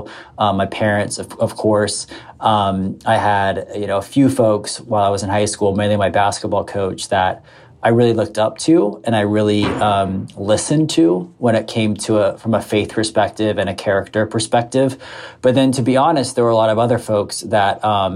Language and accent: English; South Florida, United States; We grew up mostly in South Florida.